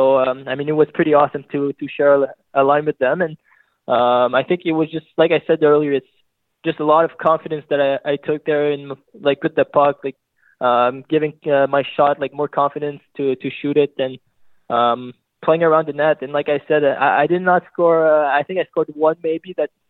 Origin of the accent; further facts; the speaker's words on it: Scottsdale, Arizona, United States; born there; Yeah, like you said, I'm born in Scottsdale, Arizona. I mean, I moved around when I was pretty young.